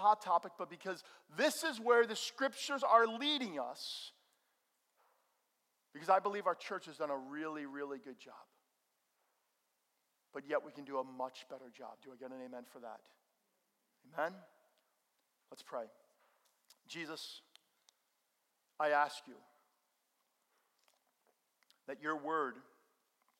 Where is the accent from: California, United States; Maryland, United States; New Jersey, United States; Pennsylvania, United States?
New Jersey, United States; Bergen County; also born or lived in Missouri; Growing up in Bergen County